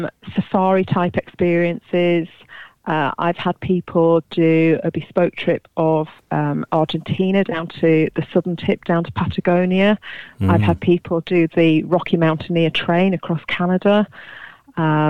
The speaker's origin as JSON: {"language": "English", "town": "Kendal", "region": "North West England", "country": "United Kingdom", "tie": "born or raised there", "also_born_or_lived": "Leicestershire", "moved": "yes", "lives_now": "Brampton, United Kingdom", "said": "I was born in Cumbria, in Kendal"}